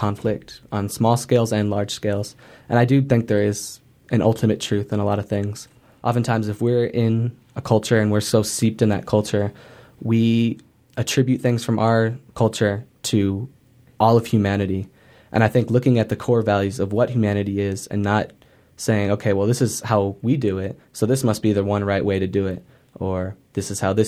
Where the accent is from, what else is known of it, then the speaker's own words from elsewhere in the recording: Illinois, United States; also born or lived in Colorado; now in Albuquerque, United States; I was born in the Chicago area, and I grew up in several places in Illinois